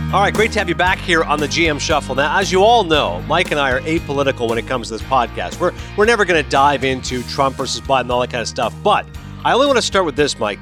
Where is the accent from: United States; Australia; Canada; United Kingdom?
Canada; I'm a Canadian